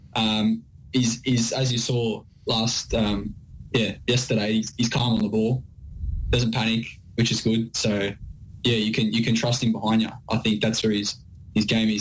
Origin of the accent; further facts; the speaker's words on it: Sydney, New South Wales, Australia; moved away as an adult; now in Melbourne, Australia; We're both from Sydney.